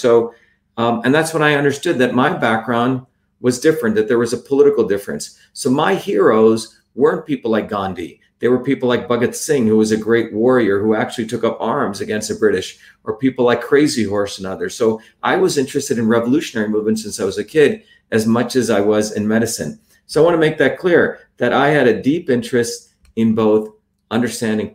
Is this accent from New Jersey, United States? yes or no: yes; New Jersey, United States; also born or lived in Bombay, India / South India; After seven, I grew up in working class neighborhoods in New Jersey